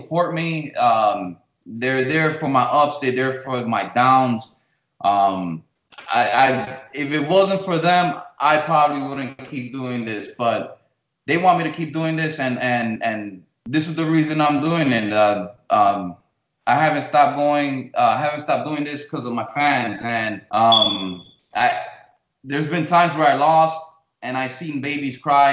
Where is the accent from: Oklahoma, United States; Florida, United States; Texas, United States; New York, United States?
New York, United States; New York City; They came to New York City, and that's where I was born. I was born in New York City. They moved to a town called Washington Heights in New York City